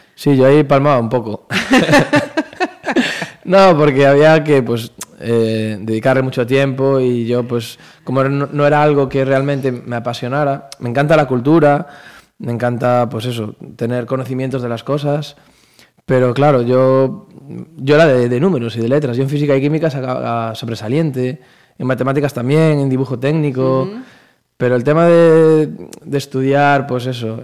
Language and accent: Spanish; Pontevedra, Galicia, Spain; estamos en Pontevedra, pues esta es mi tierra